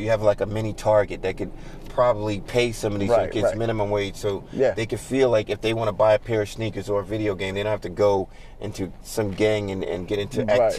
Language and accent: English; New York City, New York, United States; Growing up in Brooklyn, that part of East New York was no man's land.